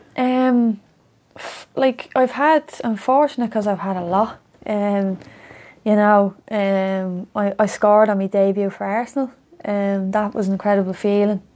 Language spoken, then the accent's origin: English; Dublin, Leinster, Ireland; I'm from Coolock